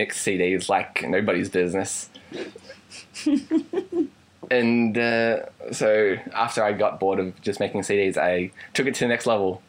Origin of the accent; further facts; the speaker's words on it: Australia; Because like a lot of people for Australians, and like in my case it's happened on occasion, where you go to deliver a line and it comes out American.